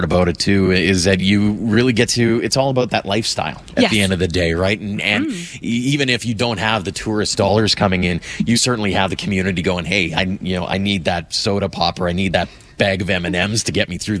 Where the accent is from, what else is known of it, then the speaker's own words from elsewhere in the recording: Carmangay, Alberta, Canada; growing up in Carmengay